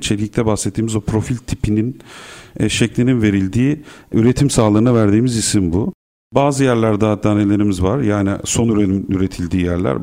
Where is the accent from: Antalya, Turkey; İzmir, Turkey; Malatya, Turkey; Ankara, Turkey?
İzmir, Turkey; moved away as an adult; now in Istanbul, Turkey; Burada İstanbul'da doğdum, Kadıköy'de, Bostancı'da. Ondan sonra İzmir'e gittik. Karşıyaka'da büyüdüm.